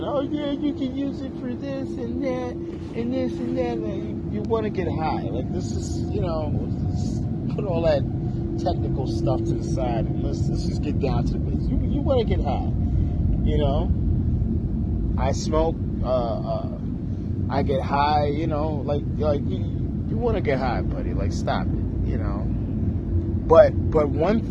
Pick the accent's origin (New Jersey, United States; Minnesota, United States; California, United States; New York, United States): New York, United States; New York native